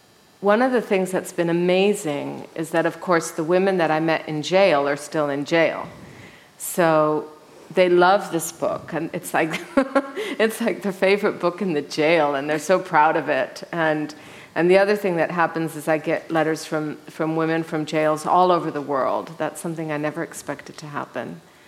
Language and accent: English; Mexico; Well, I was raised in Mexico. My parents moved there when I was 6 months old. So I am one of these Mexican women. And so I don't look it. But when I'm in Mexico, I mean, I speak perfect Spanish, I know my way around, I'm from that country.